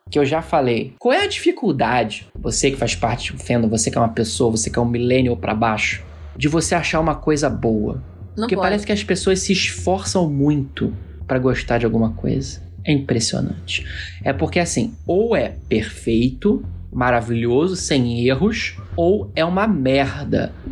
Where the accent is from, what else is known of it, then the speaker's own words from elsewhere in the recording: Brazil; nossa existência como brasileiros